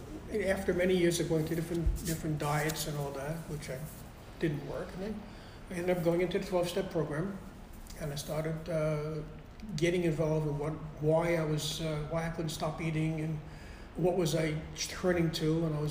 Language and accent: English; Brooklyn, New York, United States; also born or lived in Bayside; Well, my parents, they had this apartment in Brooklyn on Charlie Avenue. And my aunt lived right next door. We had another cousin living downstairs.